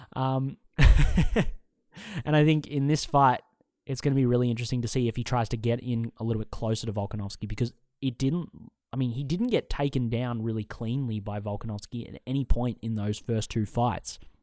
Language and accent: English; Australia; accent: Australian; I'm an Australian